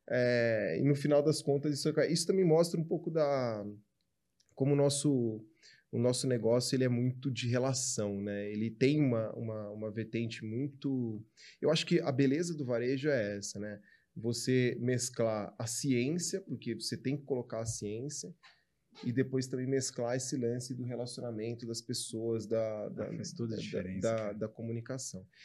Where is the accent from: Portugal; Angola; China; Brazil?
China; ele tá pegando coisas que eu também, cara, eu como chinesa não, não como tanto